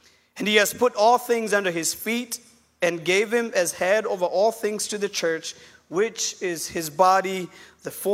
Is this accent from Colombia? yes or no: no; Kenya; now in Chattanooga, United States; I'm from Kenya. I did grow up in Kenya, and I'm pastoring a small church in Chattanooga, Tennessee